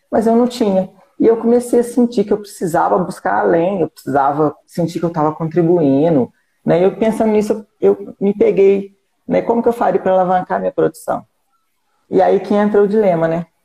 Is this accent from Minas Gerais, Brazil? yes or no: yes; Barroso, Minas Gerais, Brazil; sou de Barroso, Minas Gerais, interior de Minas, né?